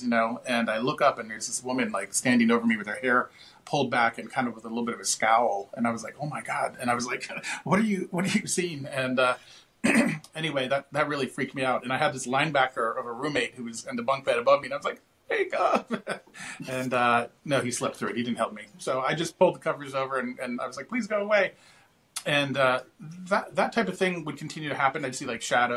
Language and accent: English; Washington, District of Columbia, United States; also born or lived in Gettysburg; I grew up in Washington, D.C.